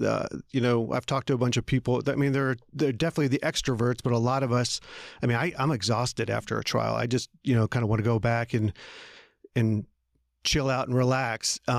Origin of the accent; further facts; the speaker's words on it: Philadelphia, Pennsylvania, United States; now in Atlanta, United States; Well, like you, I grew up outside of Philadelphia. I came to Atlanta when I was 18 to go to college and basically stayed in the South ever since then.